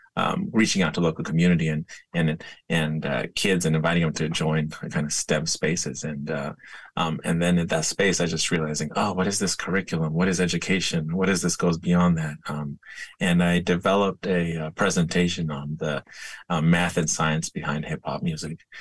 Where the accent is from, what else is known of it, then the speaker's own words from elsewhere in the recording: San Diego, California, United States; I grew up skateboarding in San Diego.